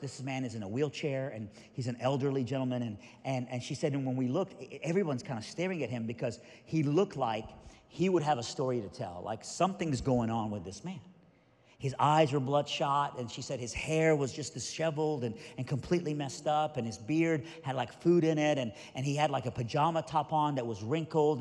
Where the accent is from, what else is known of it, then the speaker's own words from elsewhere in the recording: Iran; moved away; I'm originally from Iran, so I'm Middle Eastern